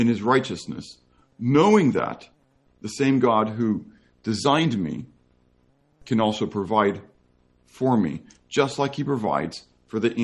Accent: United States; I happen to be an American Christian.

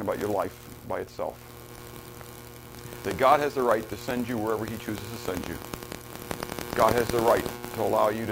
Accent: Pittsburgh, Pennsylvania, United States; Pittsburgh, when I grew up, Pittsburgh was a steel town

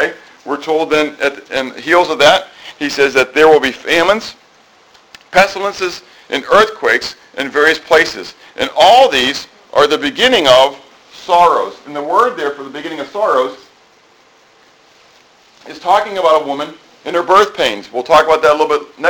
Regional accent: United States; as American Christians

